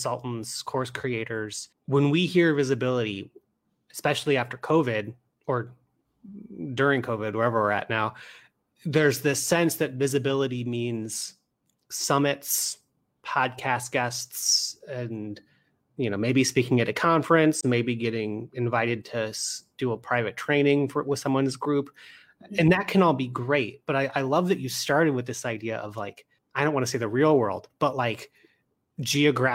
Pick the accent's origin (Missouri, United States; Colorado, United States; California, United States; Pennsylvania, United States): Missouri, United States; St. Louis; now in Chicago, United States; I live here in Chicago, but I'm from St. Louis